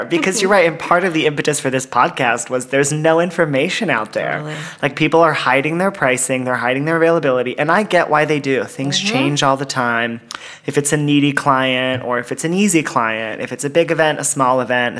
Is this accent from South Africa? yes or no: no; San Clemente, California, United States; moved away as an adult; now in New York, United States; From Orange County, from San Clemente.